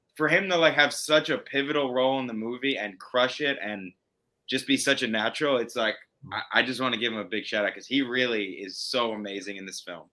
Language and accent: English; New York, United States; If I'm from New York and I'm Italian